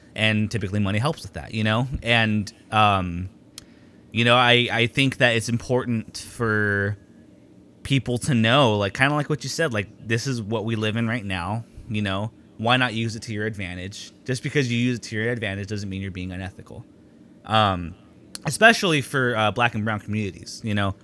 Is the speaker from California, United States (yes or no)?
yes; Long Beach, California, United States; growing up in Long Beach Unified